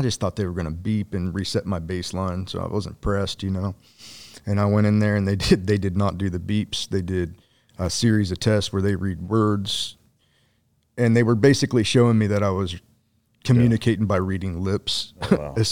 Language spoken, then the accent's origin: English; below Columbus, Ohio, United States; Ohio. Ohio. What mm. uh, what part? Like South Central, uh, below Columbus, maybe 45 minutes. Cornfield, small place.